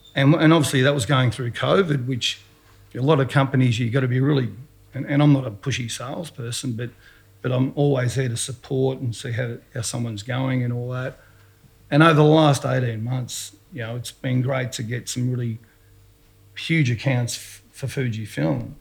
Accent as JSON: {"language": "English", "town": "Dandenong", "region": "Victoria", "country": "Australia", "tie": "born or raised there", "said": "I'm a kid from Dandy"}